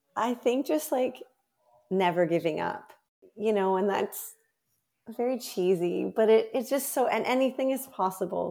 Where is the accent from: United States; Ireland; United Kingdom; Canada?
Canada; as a Canadian record holder